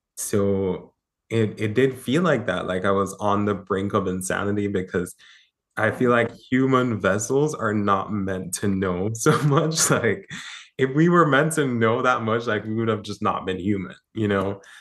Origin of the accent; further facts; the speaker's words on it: Jamaica; I grew up in Jamaica